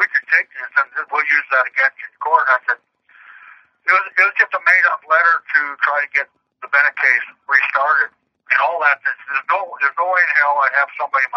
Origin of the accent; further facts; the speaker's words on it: Canada; I'm Canadian